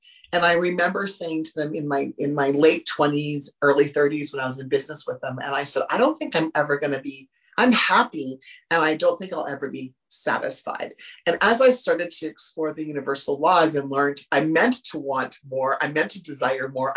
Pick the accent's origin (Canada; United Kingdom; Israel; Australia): Canada; Humboldt, Saskatchewan; I grew up in Humboldt, Saskatchewan, in Canada